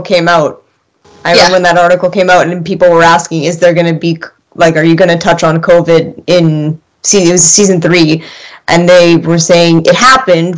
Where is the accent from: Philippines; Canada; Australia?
Canada; I am Canadian